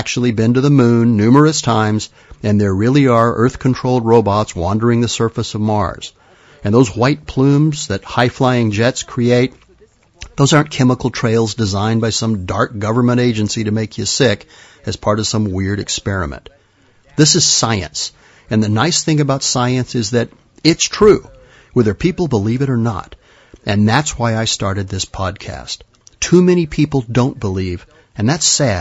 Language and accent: English; Madrid, Community of Madrid, Spain; moved away; When I was a kid, growing up in Madrid